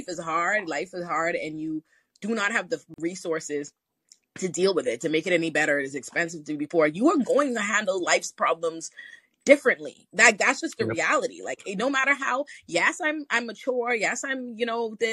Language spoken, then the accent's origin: English; Bahamas; I grew up in the Bahamas